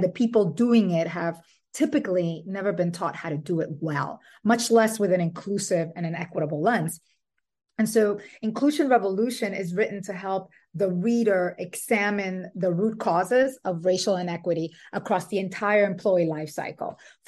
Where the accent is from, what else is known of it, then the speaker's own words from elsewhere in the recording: Dominican Republic; also born or lived in New York City; now in Brooklyn, United States; I am Dominican and Puerto Rican. I was born in New York City and raised in the Dominican Republic. And I have a 14-year-old daughter, and my husband, my daughter, and I live in Brooklyn.